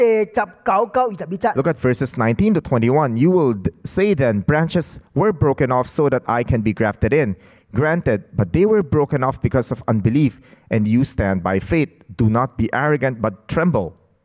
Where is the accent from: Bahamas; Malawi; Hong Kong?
Hong Kong; now in Philippines; I came from Hong Kong to the Philippines, and I've been here for 34 years.